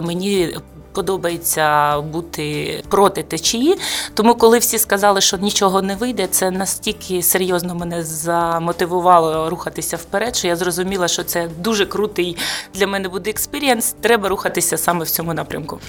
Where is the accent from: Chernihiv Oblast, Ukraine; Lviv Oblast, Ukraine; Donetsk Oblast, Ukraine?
Donetsk Oblast, Ukraine; Mariupol; moved away as an adult; ми з Маріуполя, втратили будинок